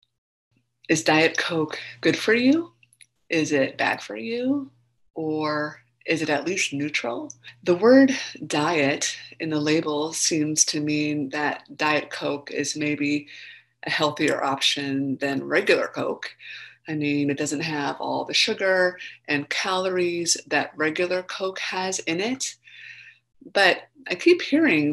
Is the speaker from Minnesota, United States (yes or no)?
yes; Minnesota, United States; I grew up in Minnesota